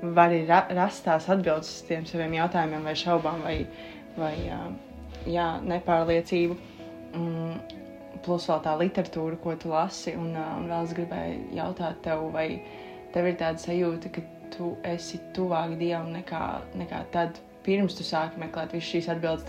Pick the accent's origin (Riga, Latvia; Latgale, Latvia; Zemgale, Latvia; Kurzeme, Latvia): Zemgale, Latvia; Dobele / Jelgava; es oriģināli esmu no Domelas Slīpsvītra Jālgavas